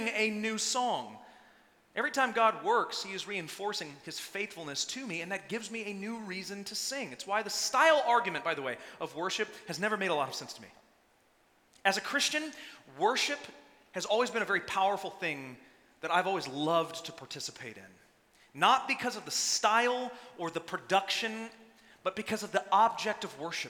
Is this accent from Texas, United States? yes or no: yes; Texas, United States; I'm from Texas, born and raised